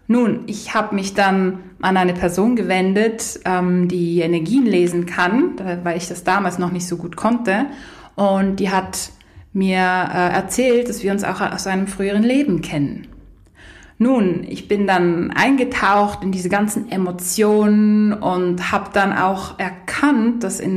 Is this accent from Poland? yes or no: yes; Poland; hatte ich eine Fernbeziehung mit jemandem aus Polen, aus meinem Heimatland.